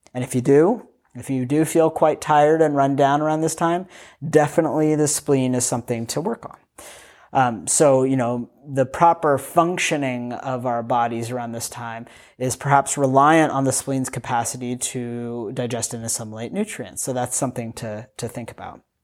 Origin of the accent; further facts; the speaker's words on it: United States; I grew up in the United States of America.